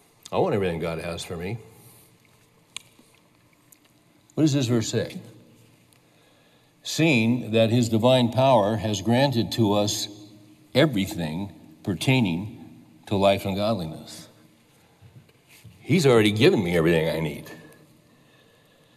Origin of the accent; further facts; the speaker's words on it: California, United States; I grew up in California